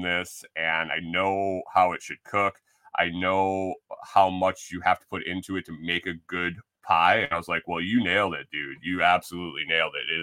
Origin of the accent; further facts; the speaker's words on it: Buffalo, New York, United States; moved away; also born or lived in Minnesota; I grew up in Western New York eating good thin crust pizza in New York City, in Buffalo.